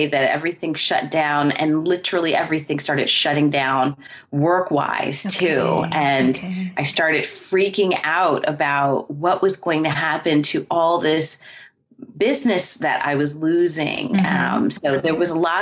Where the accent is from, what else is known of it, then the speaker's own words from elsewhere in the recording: New Jersey, United States; moved away as an adult; I was born and raised in New Jersey in the United States